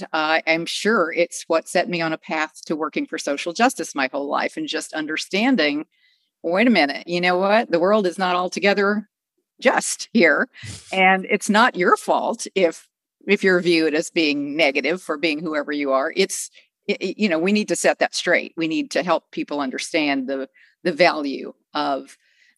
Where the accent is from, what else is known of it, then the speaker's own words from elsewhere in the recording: Texas, United States; I grew up as in one of the, sometimes the only, sometimes one of a very few Jewish families in little Texas towns